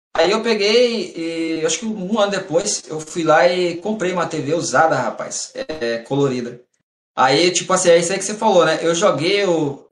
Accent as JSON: {"language": "Portuguese", "region": "Mato Grosso", "country": "Brazil", "tie": "born or raised there", "also_born_or_lived": "São Paulo", "moved": "as an adult", "lives_now": "Santos, Brazil", "said": "Eu nasci em São Paulo e eu cresci no Mato Grosso"}